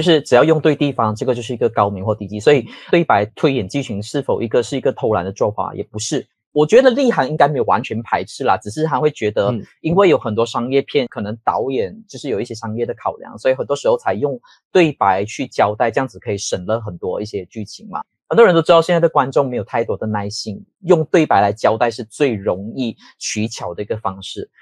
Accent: a small fishing village in Perak, Malaysia; now in Kuala Lumpur, Malaysia; 我是一个在霹雳族的一个小渔村叫班代尔米斯的

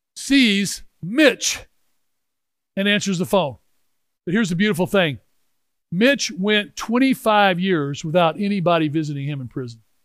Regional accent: Memphis, Tennessee, United States; I'm from Memphis, Tennessee. We're members of the Memphis Country Club.

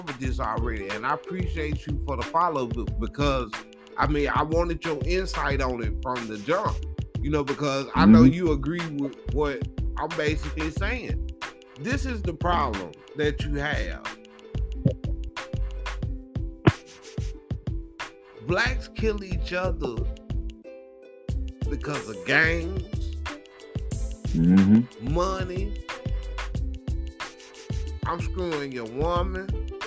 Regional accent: Blytheville, Arkansas, United States; moved away; we grew up in the Ville

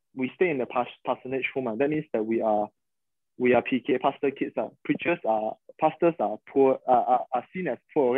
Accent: Sabah, Malaysia; we are from Sabah

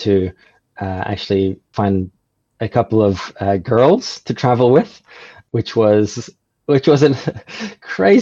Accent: Norway; moved away as an adult; now in New Zealand; I'm from Norway originally, and Norway is an amazing place, but it's very much like a bubble.

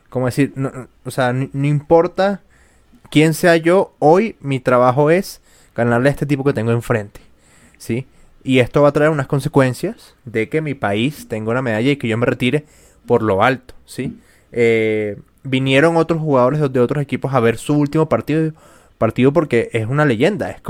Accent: Spain; yo sé que a pesar de que yo soy española y tú eres venezolana, eh, pues juntas trabajamos.

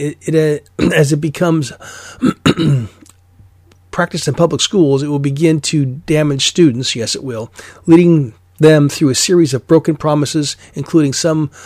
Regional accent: Alaska, United States; moved away; I'm from Alaska originally

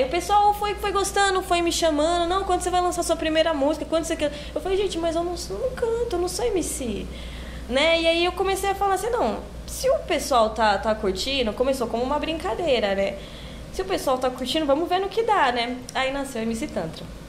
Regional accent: São Paulo, Brazil; eu nasci, fui nascida e criada lá em São Miguel Paulista

